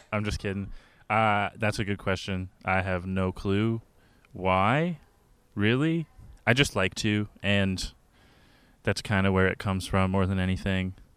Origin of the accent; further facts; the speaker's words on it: a small town outside Kitchener, Ontario, Canada; I'm also actually from a town with five hundred people in it